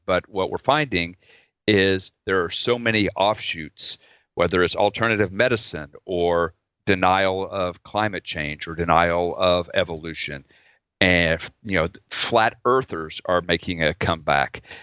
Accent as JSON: {"language": "English", "region": "Oklahoma", "country": "United States", "tie": "born or raised there", "said": "I grew up in Oklahoma"}